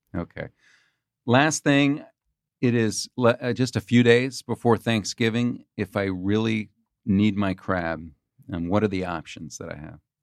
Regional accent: California, United States; I grew up in California

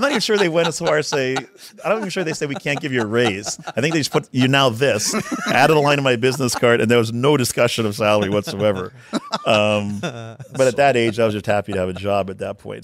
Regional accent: Winnipeg, Manitoba, Canada; moved away; I'm from Winnipeg, Canada.

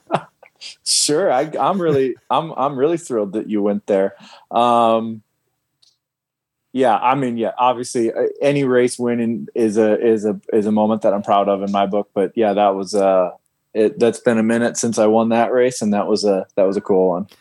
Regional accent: Fargo, North Dakota, United States; moved away; I'm from Fargo, North Dakota

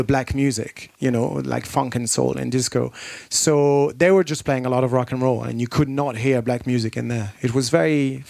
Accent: France; moved away as an adult; also born or lived in London, United Kingdom / Manchester, United Kingdom; I moved from France to England when I was 18.

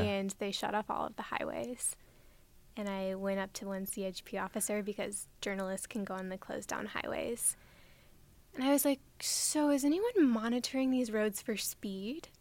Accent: Nebraska, United States; I grew up in Nebraska

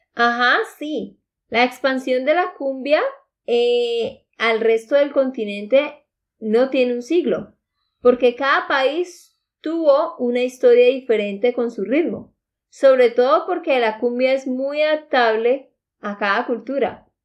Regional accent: Santander, Colombia; de Santander, Colombia

